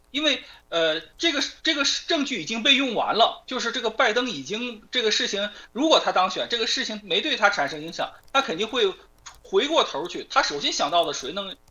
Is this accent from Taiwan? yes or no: no; China; now in United States; 我作为一个中国人